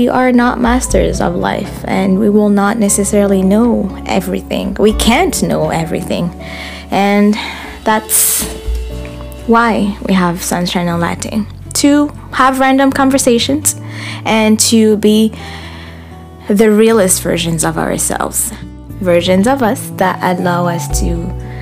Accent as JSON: {"language": "English", "country": "Burundi", "moved": "yes", "lives_now": "Ottawa, Canada", "said": "I live in Ottawa, Canada. I am originally from Burundi, a beautiful country in East Africa."}